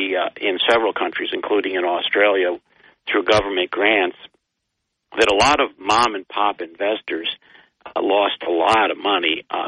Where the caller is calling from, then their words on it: Binghamton, New York, United States; Well, I'd like to change my name, but right now it's … from Binghamton.